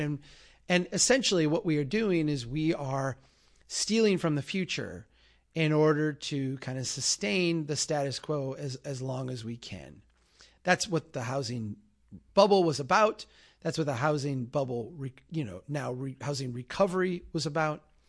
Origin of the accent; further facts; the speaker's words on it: Minnesota, United States; As a Minnesotan